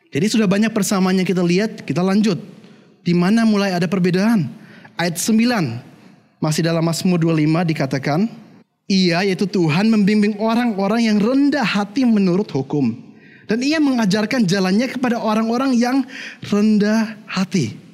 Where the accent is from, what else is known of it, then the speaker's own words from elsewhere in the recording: Germany; bagaimana saya besarnya di Jerman, dan saya katakan, saya dulu bertumbuhnya di keluarga yang Kristen.